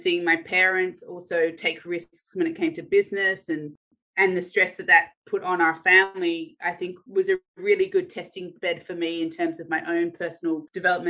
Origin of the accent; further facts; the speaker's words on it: Australia; also born or lived in Ireland; I was born in Ireland. And then we emigrated to Australia when I was 6 years old